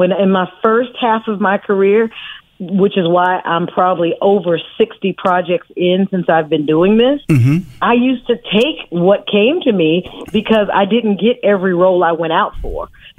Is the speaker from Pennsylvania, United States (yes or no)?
no; Oakland, California, United States; I'm from Oakland, California. I'm a native of Oakland.